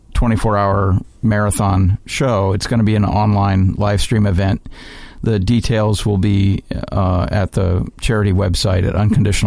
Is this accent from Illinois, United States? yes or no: yes; Chicago, Illinois, United States; Chicago, Illinois, my hometown.